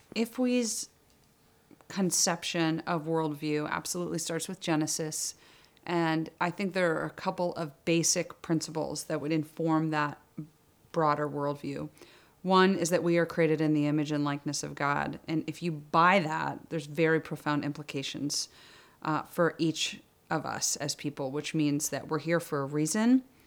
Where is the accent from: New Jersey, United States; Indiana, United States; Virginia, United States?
Virginia, United States; Alexandria; I'm actually a Northern Virginia native, so I was born in Alexandria